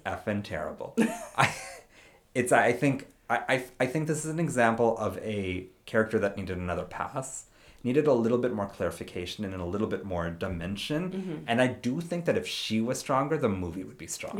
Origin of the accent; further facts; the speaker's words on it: India; I'm not Sikh, but I'm Indian